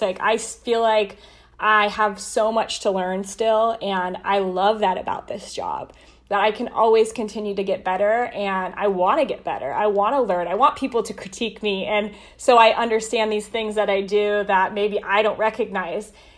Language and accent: English; Colorado, United States; moved away as an adult; now in Columbus, United States; I got to work for my hometown team for four years